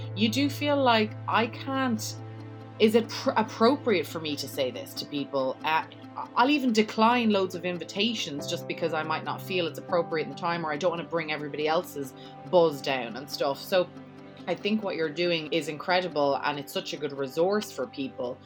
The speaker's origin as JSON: {"language": "English", "town": "Dublin", "region": "Leinster", "country": "Ireland", "moved": "as an adult", "lives_now": "New York, United States"}